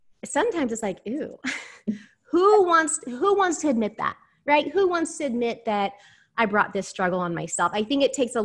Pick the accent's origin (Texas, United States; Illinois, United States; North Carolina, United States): Texas, United States; Houston; I'm from Houston, Texas